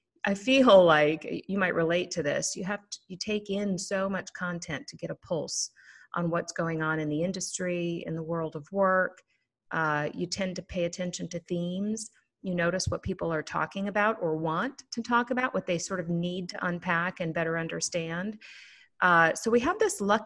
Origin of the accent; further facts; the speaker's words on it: Minneapolis, Minnesota, United States; I hail from Minneapolis, Minnesota, the home of the Minnesota Vikings